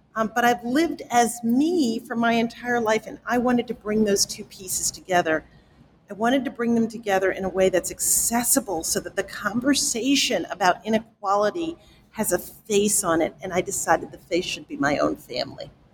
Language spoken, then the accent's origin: English; New York City, New York, United States; I grew up in the South Bronx